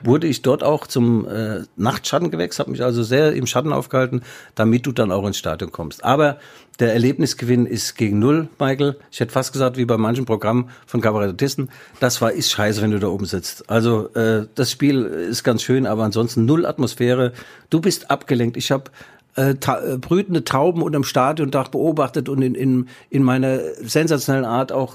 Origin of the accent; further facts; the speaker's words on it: West Germany, Germany; ich bin Wessi